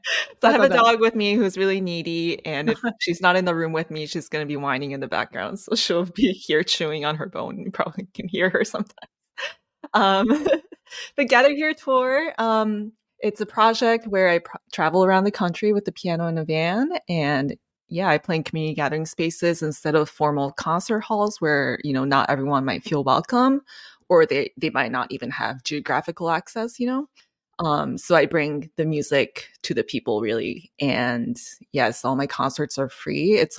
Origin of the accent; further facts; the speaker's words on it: Japan; now in United States; So so I'm not from here. I'm from Japan. And I went through a phase in my life, I guess like right after school, where I wasn't sure what I was doing with piano and what I was doing with my life. And I grew up internationally